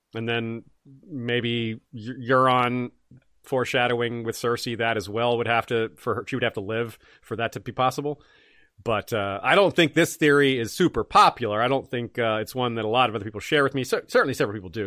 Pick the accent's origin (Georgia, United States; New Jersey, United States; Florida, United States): Florida, United States; Tallahassee; moved away as an adult; I am from Tallahassee. Uh, I lived in Tallahassee from nineteen ninety-three and, or from nineteen eighty-nine till nineteen ninety-seven. I went to high school and college there